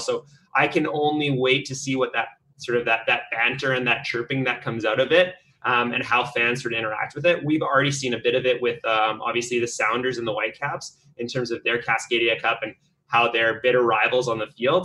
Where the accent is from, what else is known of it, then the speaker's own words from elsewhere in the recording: West Coast, British Columbia, Canada; I'm actually from the West Coast